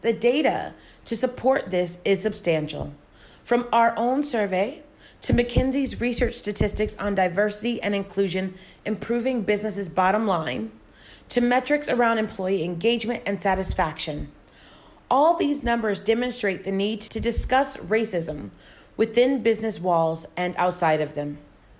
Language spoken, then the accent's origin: English; United States; now in Asia; in my home country of the United States